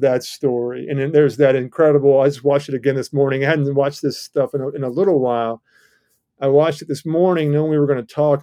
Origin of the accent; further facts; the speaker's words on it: Georgia, United States; I come from Georgia